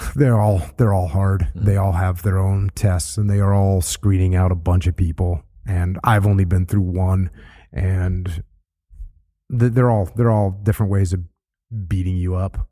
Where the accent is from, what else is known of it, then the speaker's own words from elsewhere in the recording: New England, United States; moved away; I grew up surfing in New England, and it's freezing cold